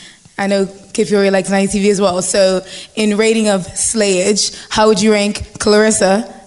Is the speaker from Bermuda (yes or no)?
yes; Bermuda; I was like raised in North America way. I'm from Bermuda.